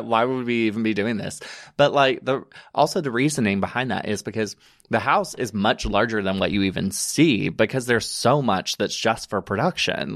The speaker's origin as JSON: {"language": "English", "region": "Alabama", "country": "United States", "tie": "born or raised there", "also_born_or_lived": "Chattanooga, Tennessee", "moved": "as an adult", "lives_now": "New York, United States"}